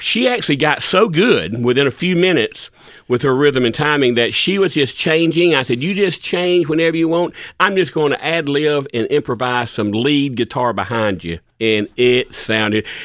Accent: Perry Store, Alabama, United States; I'm from Perry Store, and I've got a restaurant that's empty right now

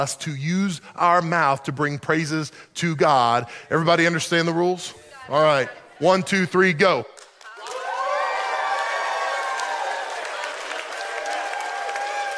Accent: the South, United States; I grew up in the South

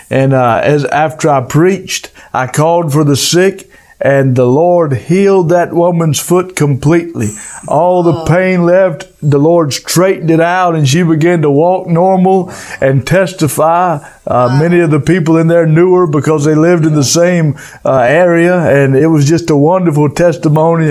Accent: United States; me being an American

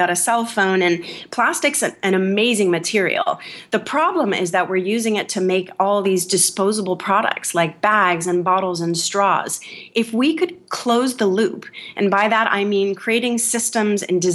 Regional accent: California, United States; I'm from California

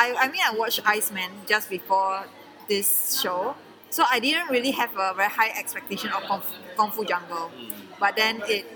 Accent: Singapore; from Singapore.

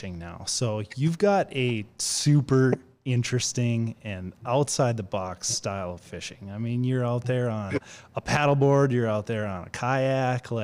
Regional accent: North Dakota, United States; I'm from North Dakota, so I'm very, very familiar with the wind.

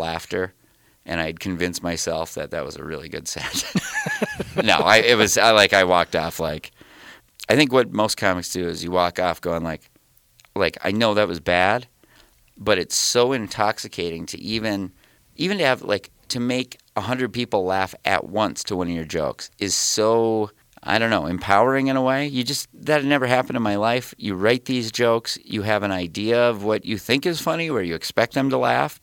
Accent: Detroit Lakes, Minnesota, United States; I'm from Detroit Lakes, Minnesota, kind of northwest, like up near Fargo

